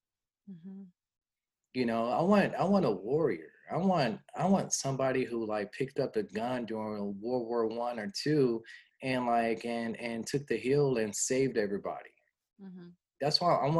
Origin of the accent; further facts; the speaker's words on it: Los Angeles, California, United States; moved away as an adult; also born or lived in Wyoming / Montana; I'm from Los Angeles, California